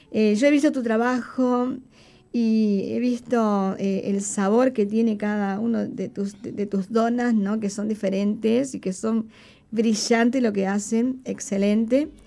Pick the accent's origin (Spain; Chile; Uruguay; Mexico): Uruguay